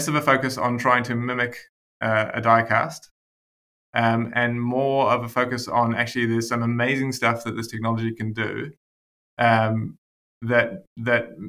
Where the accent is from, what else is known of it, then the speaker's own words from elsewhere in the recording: South Africa; now in Wellington, New Zealand; I was born in South Africa, so I was an import to New Zealand